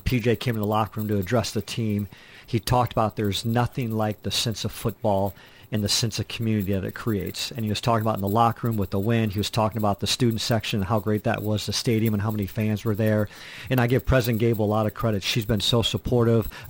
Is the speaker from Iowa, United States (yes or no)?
yes; Waterloo, Iowa, United States; now in Minnesota, United States; I grew up down in Iowa, outside of Waterloo, Iowa